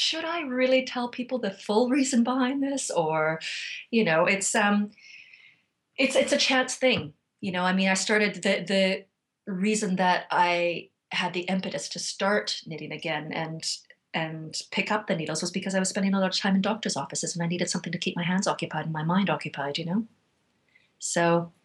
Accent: Vancouver, British Columbia, Canada; moved away as an adult; now in South Coast of England, United Kingdom; Canada. I moved here from Vancouver in 2006.

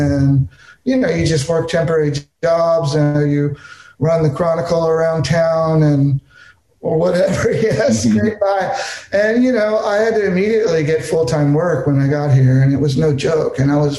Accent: California, United States; now in Texas, United States; I'm from California, so, you know, I grew up in a different vibe because my thing was like everybody from Southern California seems to think it's the center of the universe

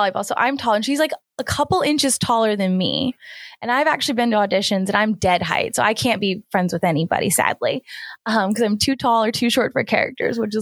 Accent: East Coast, United States; I grew up on the East Coast

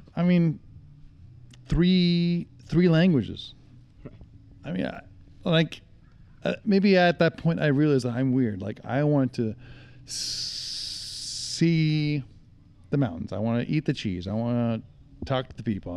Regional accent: Salt Lake City, Utah, United States; I grew up in Utah

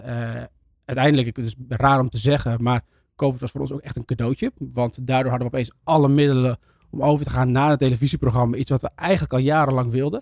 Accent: northern Netherlands, Netherlands; ik kom zelf uit Noord-Nederland

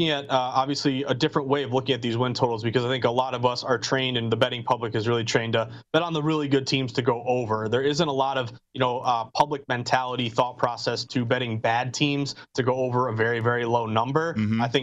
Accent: Massachusetts, United States; I I grew up in the Berkshires, which isn't too far from Amherst.

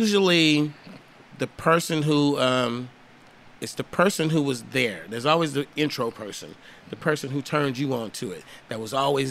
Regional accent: Los Angeles, California, United States; also born or lived in Oakland, California; I was born on Sunset Boulevard, and I grew up in, as a little kid, elementary school, I grew up in South Central L.A., like Manchester, Normandy

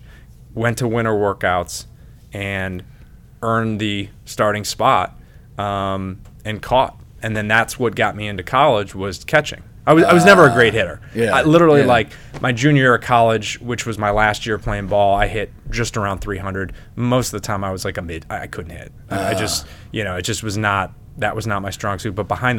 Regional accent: Lyndhurst, Tennessee, United States; Yeah, since we grew up in Lyndhurst, man. Yeah. Lyndhurst Dad's Club.

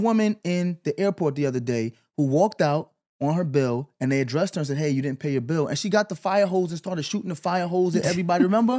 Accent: New York, United States; Growing up in New York

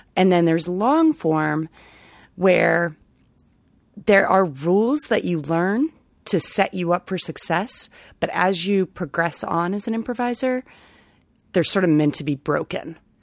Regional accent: Ohio, United States; moved away as an adult; also born or lived in Chicago; now in Rhode Island, United States; I am originally from Ohio

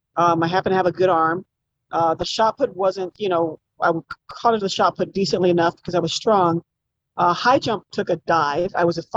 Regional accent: Albuquerque, New Mexico, United States; moved away as an adult; also born or lived in Los Angeles; I grew up in the South Valley and we're a military family, we're an Air Force family, but I didn't travel a lot by the time my family retired. And so I grew up in the South Valley, you know, we don't have sidewalks down here.

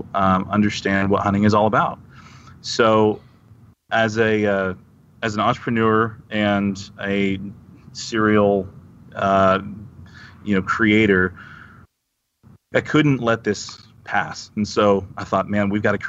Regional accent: Texas, United States; I grew up in Texas

